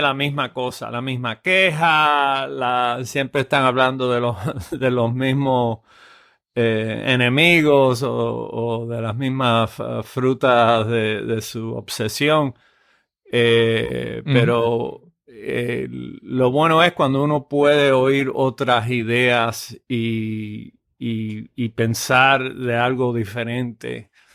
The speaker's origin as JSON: {"language": "Spanish", "region": "Cienfuegos", "country": "Cuba", "tie": "born or raised there", "moved": "yes", "lives_now": "United States", "said": "yo nací en, Cienfuegos, eh, eh, Cuba, en el eh, año 53"}